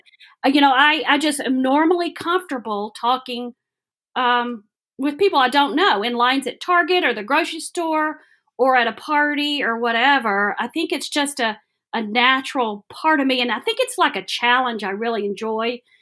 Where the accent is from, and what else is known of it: Alabama, United States; born or raised there; moved away as an adult; now in Johnson City, United States